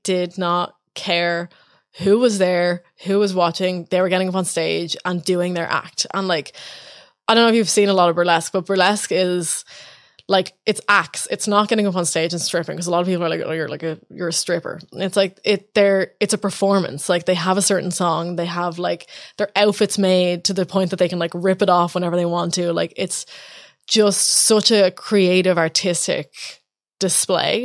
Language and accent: English; Ireland; also born or lived in New York; as an Irish person